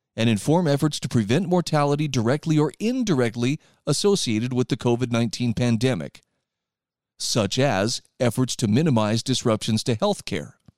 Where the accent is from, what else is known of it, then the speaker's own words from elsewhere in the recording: Utah, United States; my home state of Utah